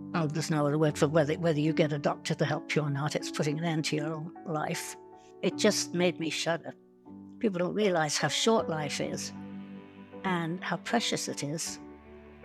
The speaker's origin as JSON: {"language": "English", "region": "England", "country": "United Kingdom", "also_born_or_lived": "London / Saskatchewan", "moved": "as an adult", "lives_now": "Canada", "said": "When the war broke out, we were in London. I would have been 5 years old at the time. I came to Canada from England in 1957"}